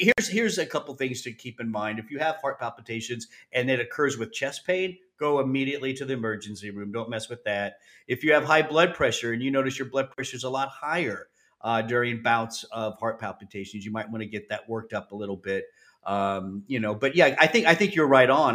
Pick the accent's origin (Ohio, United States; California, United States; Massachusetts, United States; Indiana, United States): California, United States; Southern; growing up in Southern California